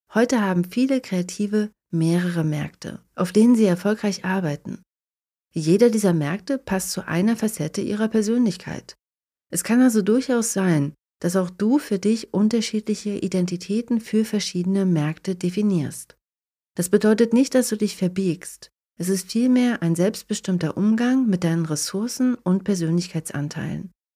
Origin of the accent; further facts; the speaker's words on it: Germany; moved away as an adult; now in Tampere, Finland; in meiner alten Heimat zu verbringen und meine Familie und meine Freunde zu sehen